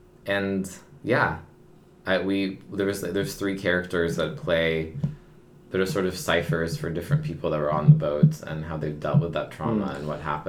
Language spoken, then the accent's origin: English; Palo Alto, California, United States; I'm born in Palo Alto.